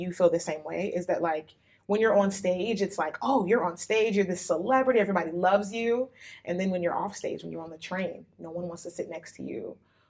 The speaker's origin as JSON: {"language": "English", "country": "United States", "moved": "yes", "lives_now": "Japan", "said": "being African American"}